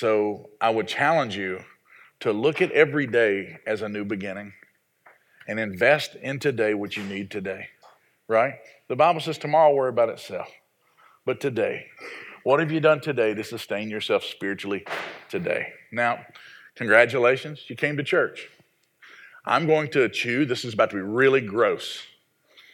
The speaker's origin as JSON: {"language": "English", "region": "the South", "country": "United States", "tie": "born or raised there", "said": "I was raised in the South, and we put gravy on everything"}